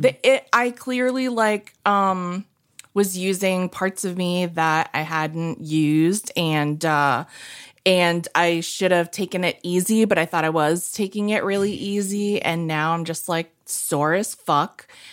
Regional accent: New England, United States; I'm from New England

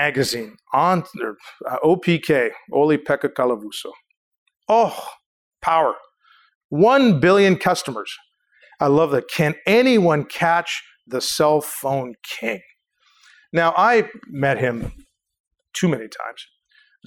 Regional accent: Canada; I'm Canadian.

